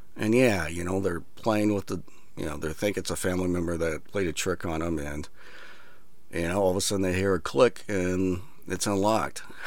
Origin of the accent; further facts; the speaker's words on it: Iowa, United States; I grew up in Iowa